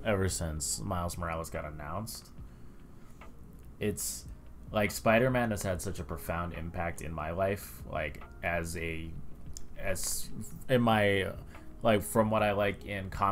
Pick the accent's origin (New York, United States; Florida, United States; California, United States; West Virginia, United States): New York, United States; New York City; We are all from New York.